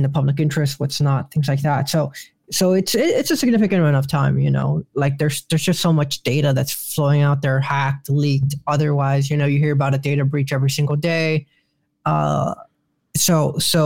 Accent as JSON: {"language": "English", "town": "Chicago", "region": "Illinois", "country": "United States", "tie": "born or raised there", "moved": "as an adult", "lives_now": "Washington, D.C., United States", "said": "I love Chicago. I grew up in Little Village."}